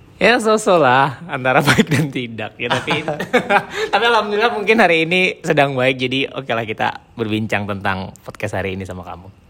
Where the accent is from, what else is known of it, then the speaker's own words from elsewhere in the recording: Indonesia; moved away as an adult; pas aku di Indonesia